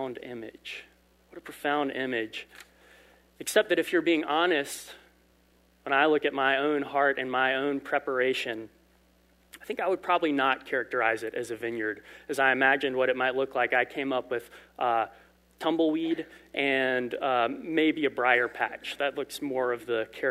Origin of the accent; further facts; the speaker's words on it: Lowcountry, South Carolina, United States; I am from Lowcountry, South Carolina, where there are not vineyards